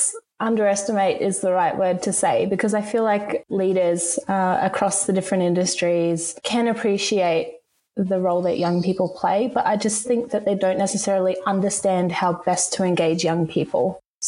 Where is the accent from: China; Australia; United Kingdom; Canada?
Australia; Rockhampton, Queensland; Growing up in a regional town, I was always really keen to leave and explore the world.